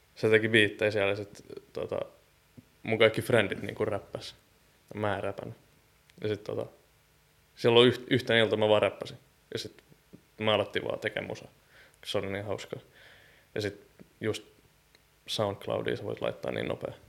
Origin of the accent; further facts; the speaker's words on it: Nummela, Uusimaa, Finland; now in Helsinki, Finland; mä tuun Nummelasta ja Helsingistä